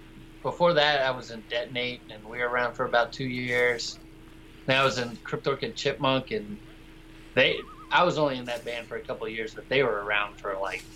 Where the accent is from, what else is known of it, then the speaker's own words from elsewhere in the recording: Texas, United States; also born or lived in West Virginia / Georgia / Colorado; Just outside of Dallas, Texas.